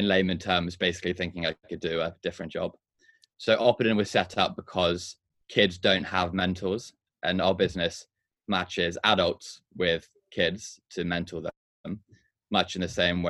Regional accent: Hong Kong; moved away; also born or lived in Durham / London; I grew up in Hong Kong, so it was nice to go back there

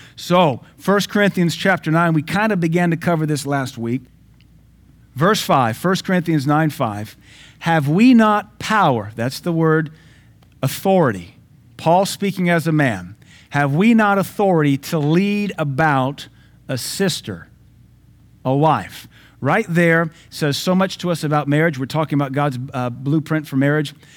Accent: the South, United States; I'm from the South, though I've lived all over America. I'm from the South.

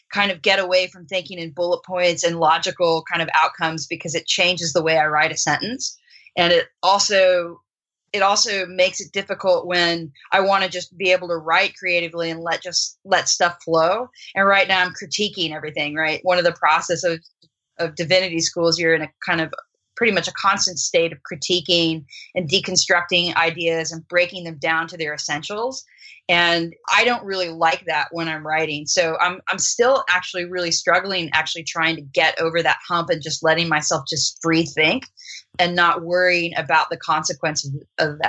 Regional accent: United States; first language English; also born or lived in Australia; as an American, my native tongue, right, is English

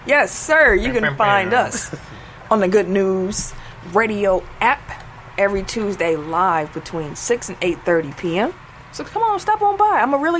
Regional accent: Milwaukee, Wisconsin, United States; I'm from Milwaukee

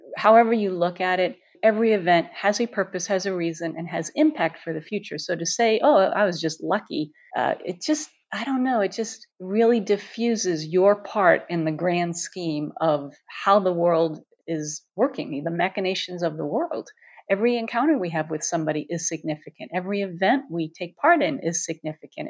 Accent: New York City, New York, United States; moved away; I grew up in New York City, surrounded by bridges and tunnels and tall buildings

